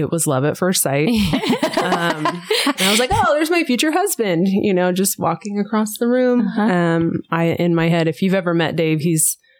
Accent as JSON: {"language": "English", "region": "Western Kansas", "country": "United States", "tie": "born or raised there", "lives_now": "Johnson County, Kansas, United States", "said": "I grew up in Western Kansas and I was raised all over. So we moved around a bit."}